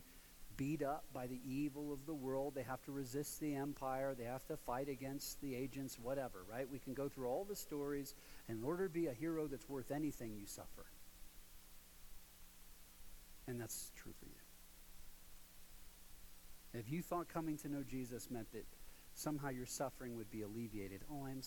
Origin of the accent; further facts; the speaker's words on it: Ohio, United States; now in Colorado, United States; I'm from Ohio.